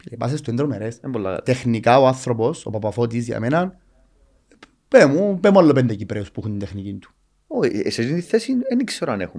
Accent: Cyprus; moved away as an adult; όταν έφυγα από την Κύπρο και πήγα στο εξωτερικό να δουλέψω

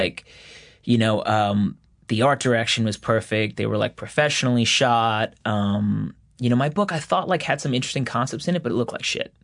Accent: Floral Park, New York, United States; I kinda grew up, like, in an atypical Long Island town, though. It was Floral Park

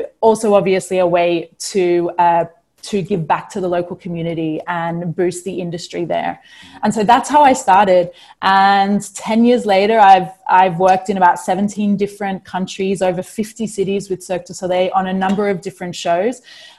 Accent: Australia; also born or lived in New Zealand; I was born in New Zealand. I was raised in Australia.

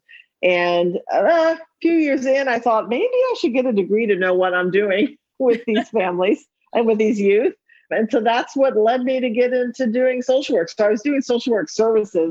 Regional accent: Miami, Florida, United States; moved away as an adult; also born or lived in Albany, New York / Lawrence, Kansas / New Jersey; now in Baltimore, United States; I am originally from Miami, Florida, and have traveled and lived in other parts of the country, including Albany, New York, Lawrence, Kansas, and my last place was in New Jersey at Rutgers University for 14 years

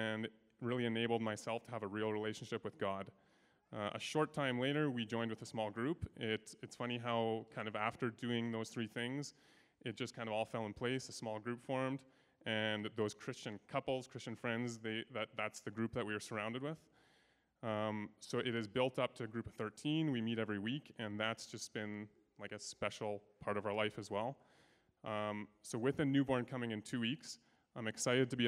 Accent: Sherwood Park, Alberta, Canada; born and raised in Sherwood Park

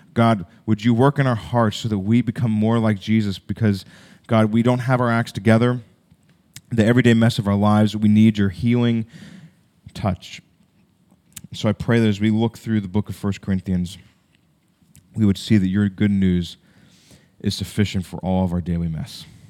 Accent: United States

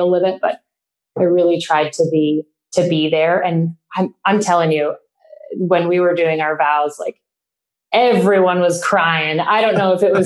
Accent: Canada; moved away as an adult; now in San Francisco, United States; growing up in Canada

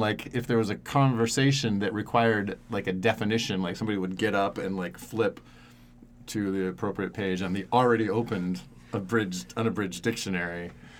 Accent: Oregon, United States; And growing up in Central Oregon as an emotional person is hard.

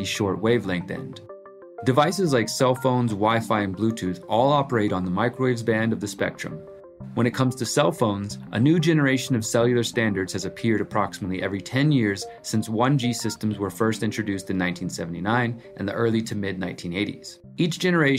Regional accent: Houston, Texas, United States; my hometown of Houston, Texas

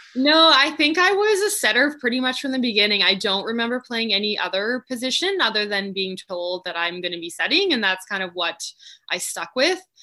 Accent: Richmond, British Columbia, Canada; born and raised in Richmond

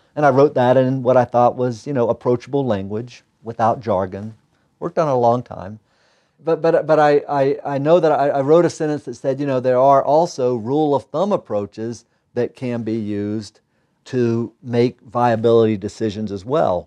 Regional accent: North Carolina, United States; moved away as an adult; also born or lived in Utah / Michigan / Santa Cruz, California / Idaho; now in Missoula, United States; back east where I grew up in North Carolina

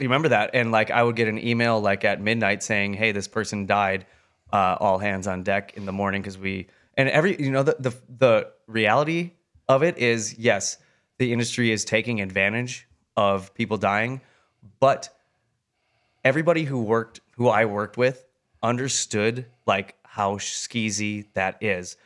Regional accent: Wisconsin, United States; my hometown in Wisconsin

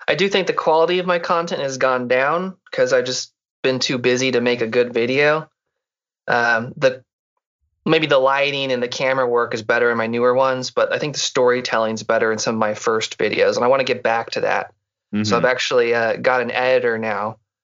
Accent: Texas, United States; also born or lived in Seattle; now in Mississippi, United States; Yeah, I'm from Central Texas, and okay. I kind of moved around the U.S., but that's kind of where I call home. Right now, I'm in Mississippi. I lived in Seattle for 8 years, went to school there, and came back down here.

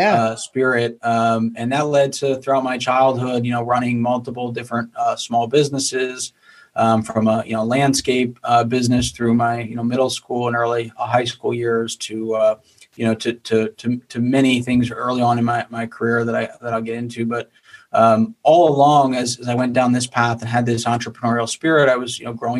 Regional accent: Bethlehem, Pennsylvania, United States; I grew up in Bethlehem, Pennsylvania area, which is about an hour north of Philadelphia.

